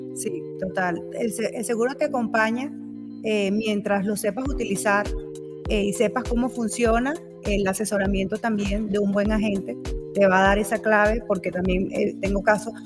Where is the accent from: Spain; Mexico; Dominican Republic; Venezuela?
Venezuela; Maracay, Aragua; moved away as an adult; also born or lived in Zaraza, Guárico, Venezuela; now in Utah, United States; nací en el estado Guárico, soy saraseña, eh, de Sarasa. Eh, allí estuve hasta los ocho años. Luego mis padres decidieron mudarnos, mudarnos pues todos a, a Maracay, estado Aragua. Y bueno, allí estuve